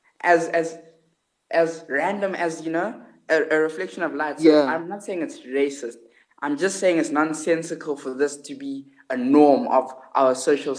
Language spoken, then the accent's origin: English; South Africa; I'm a black, proudly black, South African person. I'm a Xhosa.